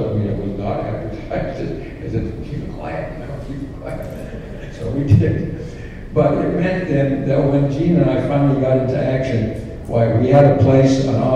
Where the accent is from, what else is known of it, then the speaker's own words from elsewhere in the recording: Phoenix, Arizona, United States; moved away; coming from Phoenix, I always felt those of us who lived outside of Utah didn't have a voice in the church.